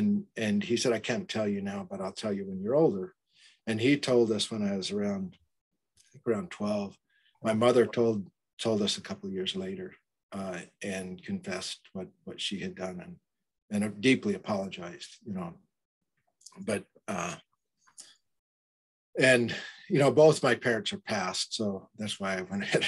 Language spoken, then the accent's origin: English; Burley, Idaho, United States; And so I was born in Southern California, but then we moved back to Idaho when I was very young, before my memories started, about a year and a half, and then lived on a farm outside of Burley, Idaho, along the Snake River.